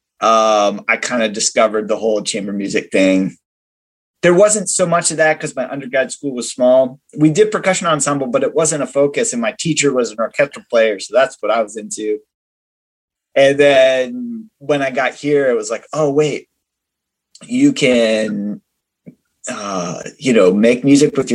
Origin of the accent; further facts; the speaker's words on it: Virginia, United States; moved away as an adult; now in Texas, United States; I grew up in Virginia